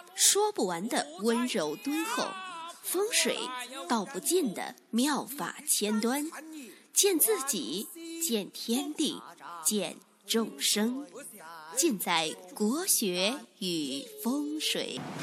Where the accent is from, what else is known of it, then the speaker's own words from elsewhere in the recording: China; 我们中国人